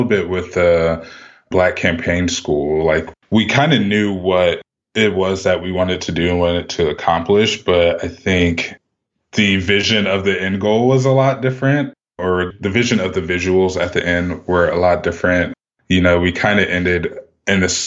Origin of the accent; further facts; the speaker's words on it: Columbus, Ohio, United States; also born or lived in Lithopolis, Ohio; I'm originally from Columbus, Ohio. I grew up in the city up through seventh grade